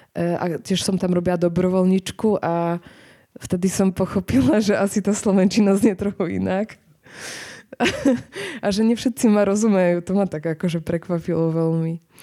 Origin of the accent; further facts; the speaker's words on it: southern Poland, Poland; Slovak is a second language; moved away as an adult; now in Bratislava, Slovakia; ja som z juhu Polska